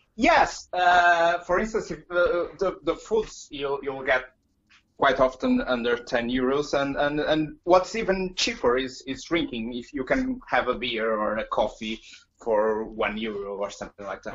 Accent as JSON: {"language": "English", "town": "Porto", "region": "Norte", "country": "Portugal", "tie": "born or raised there", "second_language": "English", "moved": "as an adult", "lives_now": "Cambridge, United Kingdom", "said": "I'm from Porto in Portugal. Uh, I was born there and lived there until I was in my early 30s, and then I came to Cambridge seven years ago."}